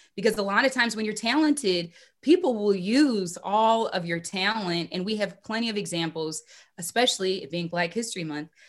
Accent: Minneapolis, Minnesota, United States; Growing up in Minneapolis

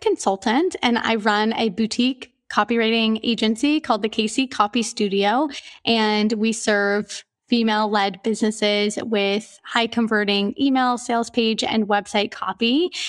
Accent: Portland, Oregon, United States; moved away as an adult; also born or lived in Romania / Singapore / Australia / Myanmar; now in Mauritius; I'm from Portland, Oregon

